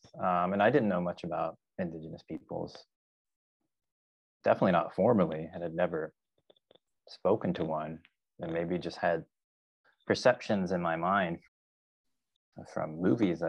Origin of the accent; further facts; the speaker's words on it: Arkansas, United States; moved away as an adult; also born or lived in California; I grew up in a very rural area of Arkansas in the 1980s